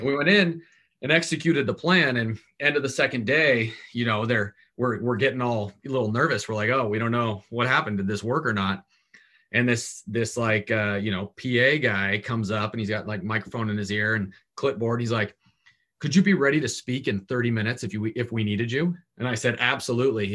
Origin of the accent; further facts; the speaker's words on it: Portland, Oregon, United States; also born or lived in Southern California; my family got tired of Southern California and picked up and moved to Portland, Oregon